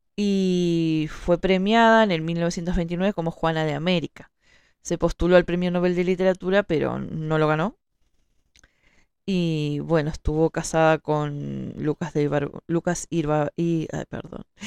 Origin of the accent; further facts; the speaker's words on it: Montevideo, Uruguay; yo soy de Montevideo